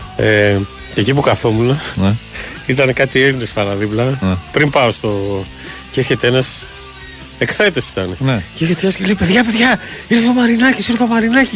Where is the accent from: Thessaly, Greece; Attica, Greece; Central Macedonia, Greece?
Attica, Greece; Piraeus; στο χωριό μου τον Πειραιά